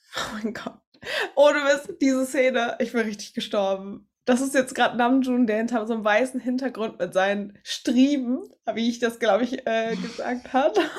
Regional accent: Germany; als Deutsche

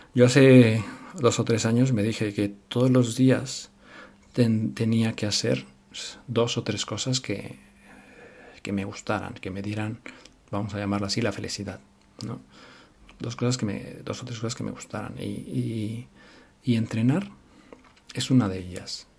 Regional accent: Mexico; now in Spain; Yo soy mexicano.

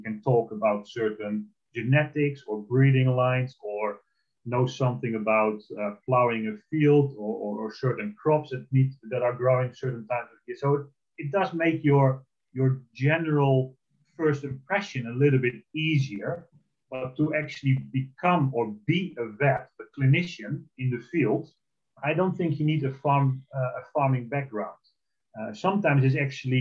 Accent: Netherlands; moved away; I'm originally from the Netherlands, I'm Dutch

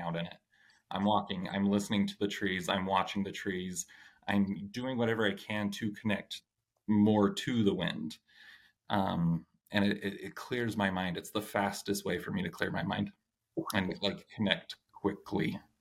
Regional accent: Idaho, United States; now in Utah, United States; I grew up in Idaho where it's always windy

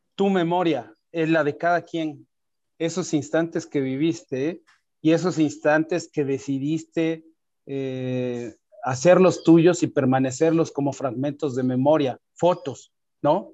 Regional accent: Oaxaca, Mexico; moved away as an adult; now in Mexico City, Mexico; soy oaxaqueño, vivo en Ciudad de México

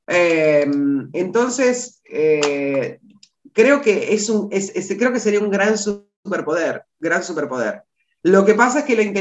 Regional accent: Buenos Aires, Argentina; La Flores es mi ciudad natal, pero no es mi lugar en el mundo

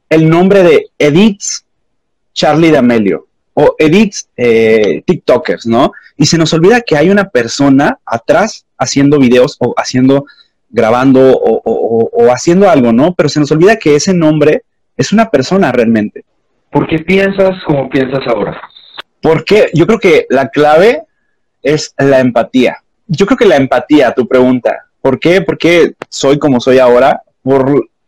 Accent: Mexico; de donde yo soy, en México, que es el norte

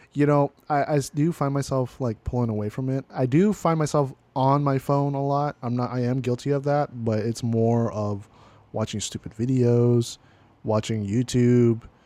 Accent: California, United States; I was born and raised in California

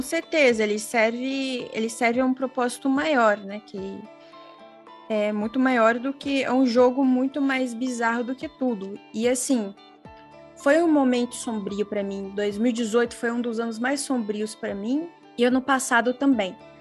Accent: Brazil; now in Australia; quando eu falo que eu sou brasileira

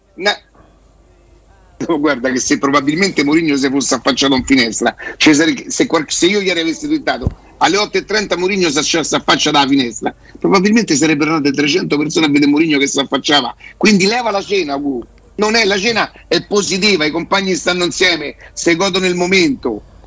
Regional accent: Rome, Lazio, Italy; io so da Roma

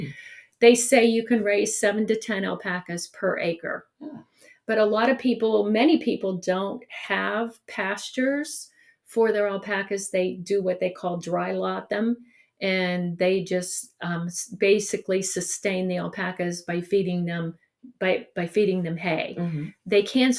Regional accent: Salem, Ohio, United States; also born or lived in East Palestine, Ohio; It was on Stewart Road, where I grew up in Salem

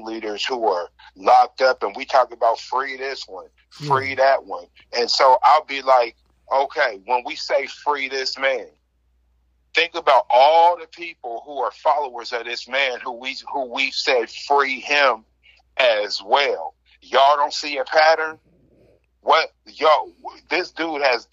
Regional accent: Seattle, Washington, United States; I'm from Seattle. That's the equivalent of Siberia for America.

